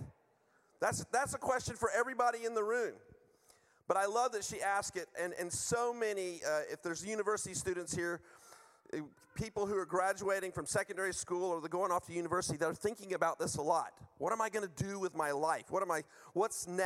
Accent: United States; moved away; I'm from the U.S.

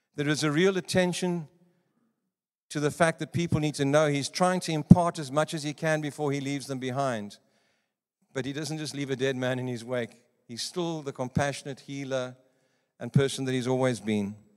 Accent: South Africa; moved away; also born or lived in Johannesburg / Cape Province; I come from South Africa

